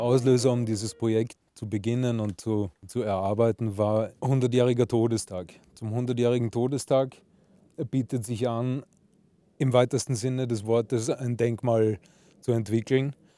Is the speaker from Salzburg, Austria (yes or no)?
yes; Salzburg, Austria; als gebürtiger Salzburger